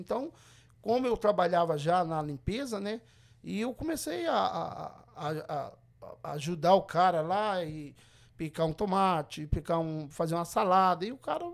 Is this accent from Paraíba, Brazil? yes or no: no; Governador Valadares, Minas Gerais, Brazil; moved away as an adult; now in Everett, United States; eu sou de Valadares, eu nasci criado ali no Santa Rita, em Valadares